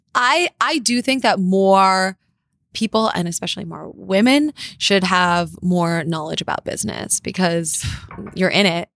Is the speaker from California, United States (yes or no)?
yes; Los Angeles, California, United States; also born or lived in North Carolina; grew up in L